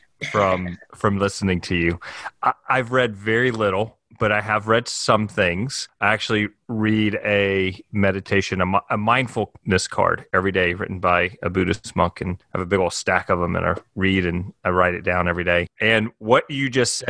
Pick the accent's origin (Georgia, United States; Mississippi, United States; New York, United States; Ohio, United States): Mississippi, United States; now in Jackson Hole, United States; I went to a camp growing up in Mississippi